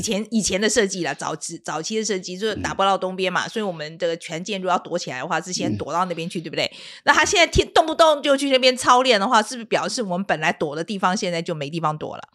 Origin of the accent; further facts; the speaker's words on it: Taiwan; 我们台湾这边